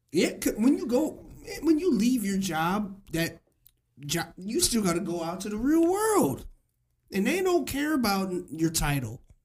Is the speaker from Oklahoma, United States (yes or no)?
no; Springfield, Illinois, United States; growing up in Springfield